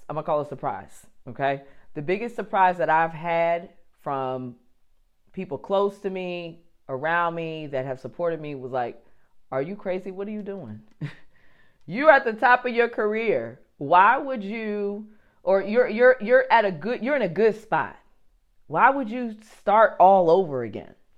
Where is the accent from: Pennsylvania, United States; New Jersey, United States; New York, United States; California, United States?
New Jersey, United States; I'm from New Jersey